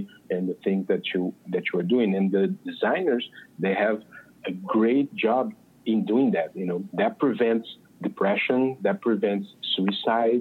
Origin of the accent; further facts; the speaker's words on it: Brazil; accent: Brazilian; English is a second language; moved away as an adult; now in Los Angeles, United States; I'm from Brazil. I moved to the United States just about a year and something ago.